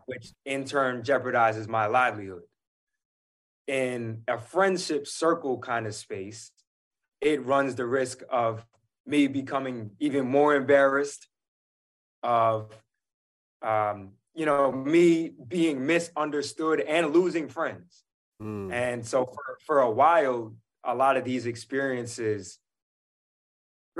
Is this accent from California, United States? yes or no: no; New York City, New York, United States; I'm a New Yorker